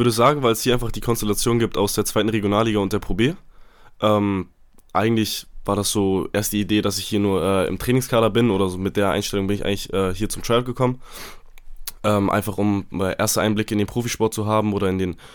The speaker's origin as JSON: {"language": "German", "region": "Hamburg", "country": "Germany", "tie": "born or raised there", "also_born_or_lived": "Wedel", "moved": "as an adult", "said": "Ich komme äh, gebürtig aus Hamburg, habe in Wedel gespielt äh, und wohne da auch noch, beziehungsweise ja jetzt nicht mehr, beziehungsweise meine Eltern wohnen da noch."}